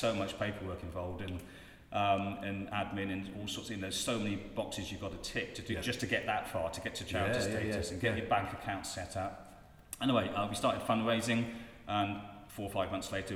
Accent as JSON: {"language": "English", "town": "Melksham", "region": "South West England", "country": "United Kingdom", "tie": "born or raised there", "also_born_or_lived": "Chippenham", "said": "I grew up in Melksham, I moved to Chippenham in 1992"}